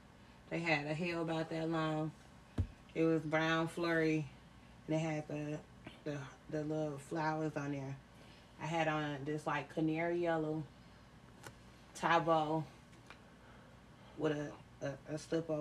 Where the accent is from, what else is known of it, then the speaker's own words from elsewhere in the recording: Chicago, Illinois, United States; I grew up in Chicago